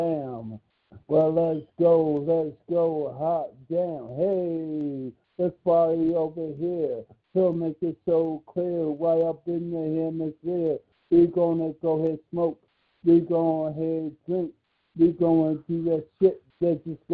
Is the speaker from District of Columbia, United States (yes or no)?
yes; Washington, District of Columbia, United States; I'm from Washington, D.C., originally